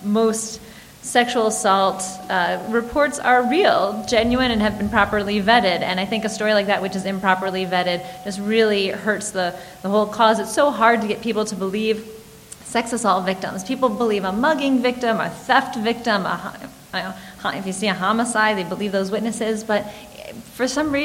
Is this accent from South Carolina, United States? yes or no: no; Michigan, United States; now in Washington, D.C., United States; I grew up in Michigan